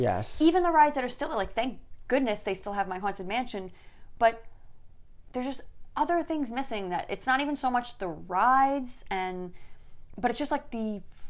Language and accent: English; New York City, New York, United States; So growing up in Staten Island